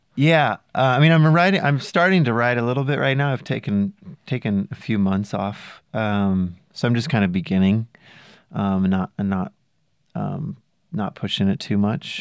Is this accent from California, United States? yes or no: yes; south of Mendocino, California, United States; south of there. Really small rural